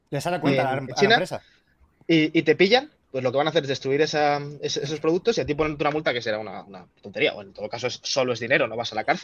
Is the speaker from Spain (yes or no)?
yes; Spain; yo como farmacéutico español